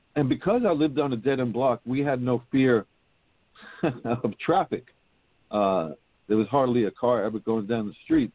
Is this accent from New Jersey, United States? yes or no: no; New York City, New York, United States; also born or lived in Manhattan; I was not born in Brooklyn. I was born in Manhattan. Uh, and it was uh, a few years after that that we finally settled in Brooklyn.